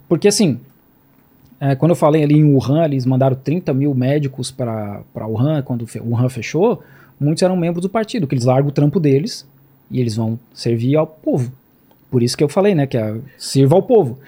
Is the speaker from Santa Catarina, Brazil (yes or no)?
yes; Santa Catarina, Brazil; moved away as an adult; now in Jiangmen, China; Eu sou de Santa Catarina